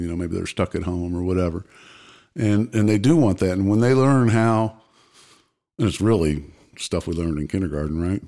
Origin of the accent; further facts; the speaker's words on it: Pensacola, Florida, United States; also born or lived in St. Louis, Missouri; I was born in St. Louis. Don't remember it because moved moved away shortly. Grew up. My, my childhood was in Pensacola, Florida.